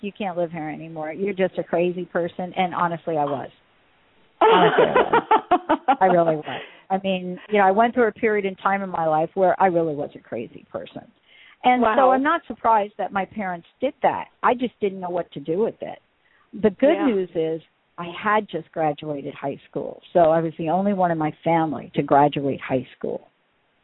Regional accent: East Coast, United States; now in Washington, United States; I grew up on the East Coast

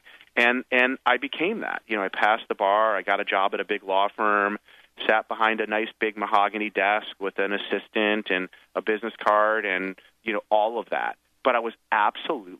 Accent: Michigan, United States; my hometown in Michigan

